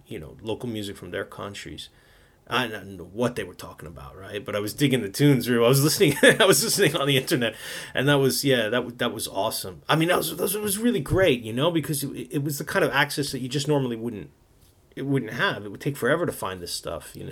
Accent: New York City, New York, United States; moved away as an adult; now in Japan; I grew up in New York

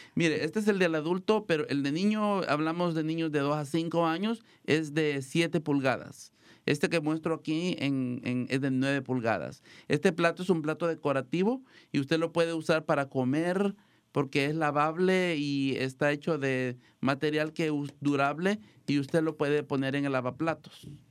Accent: El Salvador; now in Marin County, United States; nos van a visitar unos amigos de mi país, El Salvador, yo soy de El Salvador

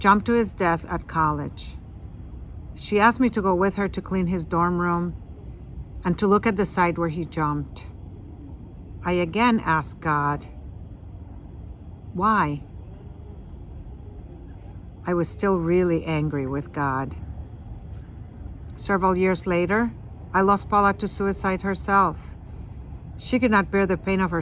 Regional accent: San Juan, Puerto Rico; moved away as an adult; I was born in San Juan, Puerto Rico to a Catholic family

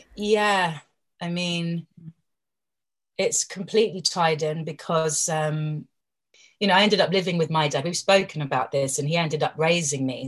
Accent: London, United Kingdom; as a girl growing up in London

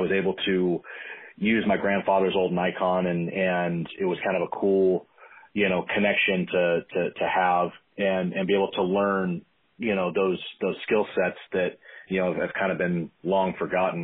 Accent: Tracy, California, United States; I hail from Central California, a little town of Tracy

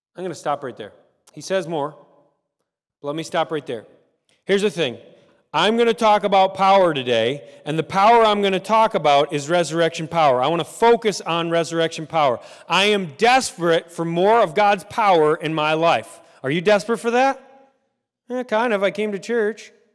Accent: United States; we are American

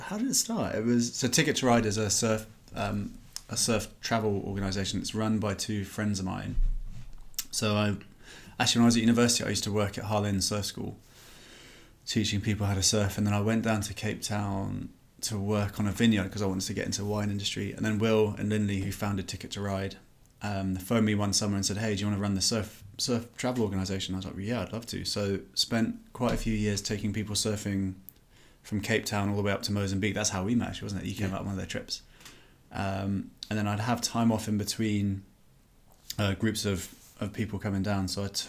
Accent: Oxford, South East England, United Kingdom; I grew up in Oxford, which is in the middle of England, if you're not from the UK. And went to school here.

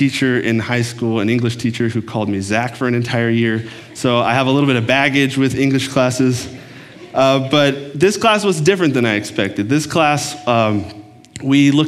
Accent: Texas, United States; moved away as an adult; also born or lived in Oklahoma; now in Minnesota, United States; I grew up in Texas. I'm a Texan by heart

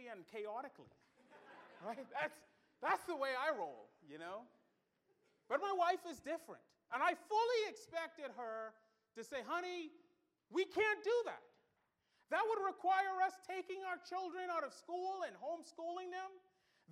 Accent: Bahamas; moved away; also born or lived in Pensacola; I'm from the Bahamas

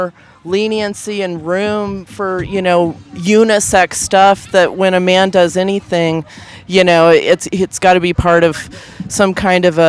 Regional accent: Kansas City, Missouri, United States; now in Denver, United States; I'm from Kansas City, Missouri, originally

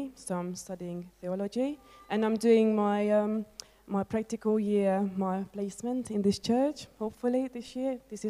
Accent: Hungary; now in United Kingdom; I'm originally from Hungary, but I've been living in the UK in the past 20 years, almost.

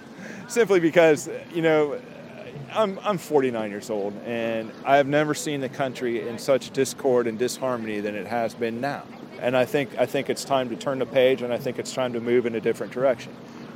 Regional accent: Dayton, Ohio, United States; I'm from Dayton, Ohio.

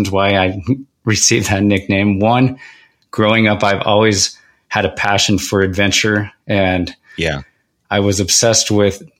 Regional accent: Oakley, Utah, United States; also born or lived in Salt Lake City, Utah; now in American Fork, United States; I was born in Salt Lake City, but we moved to Oakley, Utah, which is a farm town. At the time there was about 700 people in the town.

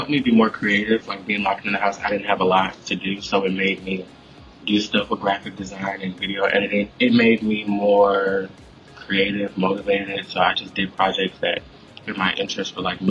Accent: Michigan, United States; moved away as an adult; now in Florida, United States; I'm from Michigan.

